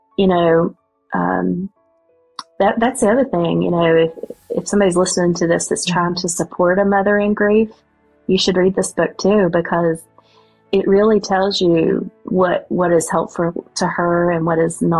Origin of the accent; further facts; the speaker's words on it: West Virginia, United States; accent: West Virginia; my West Virginia accent